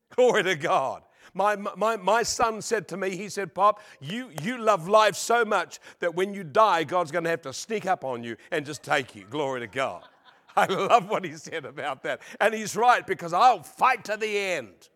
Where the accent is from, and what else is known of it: New Zealand; born or raised there; now in Australia